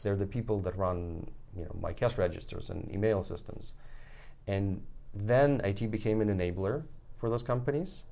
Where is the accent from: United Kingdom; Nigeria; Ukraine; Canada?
Ukraine; moved away; I was born there